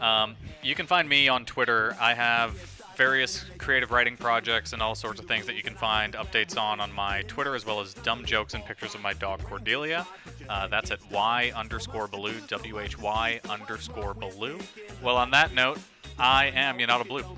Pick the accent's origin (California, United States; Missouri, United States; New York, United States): New York, United States; I grew up in New York